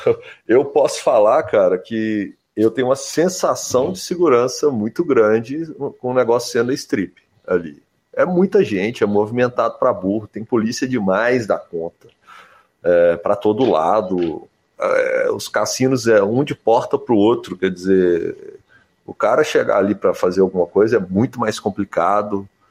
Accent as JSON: {"language": "Portuguese", "country": "Brazil", "said": "eu sou do Brasil"}